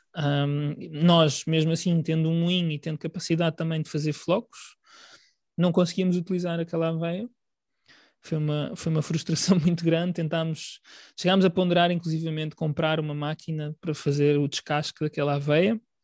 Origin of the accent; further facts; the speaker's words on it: Portugal; nós um, consideramos parte da nossa alimentação enquanto portugueses